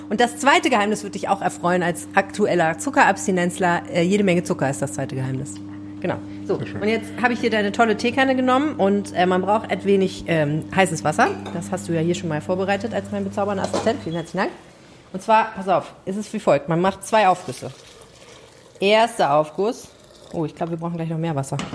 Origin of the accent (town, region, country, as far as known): Morocco